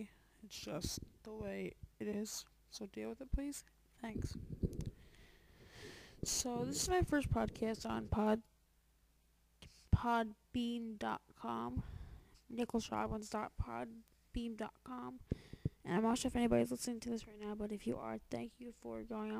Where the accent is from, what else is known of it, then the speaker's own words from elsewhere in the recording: New York, United States; I just want to say I am from New York.